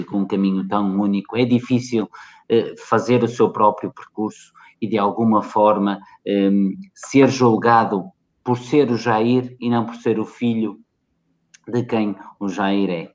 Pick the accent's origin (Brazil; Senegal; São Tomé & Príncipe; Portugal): Portugal; portugueses como eu